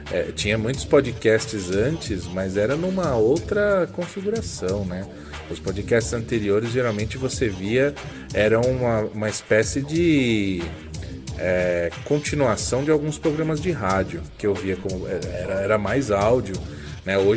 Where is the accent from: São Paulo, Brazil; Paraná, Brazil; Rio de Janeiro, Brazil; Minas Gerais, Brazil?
São Paulo, Brazil; São Caetano do Sul; São Caetano, minha quebrada também.